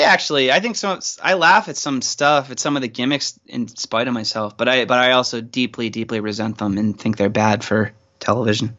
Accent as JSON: {"language": "English", "town": "Pittsburgh", "region": "Pennsylvania", "country": "United States", "tie": "born or raised there", "said": "Growing up in Pittsburgh"}